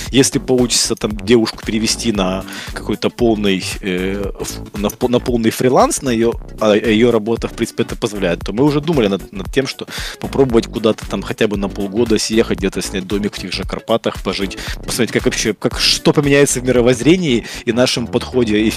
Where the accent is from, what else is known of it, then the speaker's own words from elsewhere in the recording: Kyiv Oblast, Ukraine; born there; родился под Киевом, и я мечтал, что вот я там приеду в Киев, буду жить в большом городе